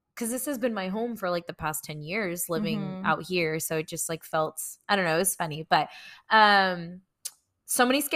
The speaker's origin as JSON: {"language": "English", "town": "Victorville", "region": "California", "country": "United States", "said": "I'm from Victorville"}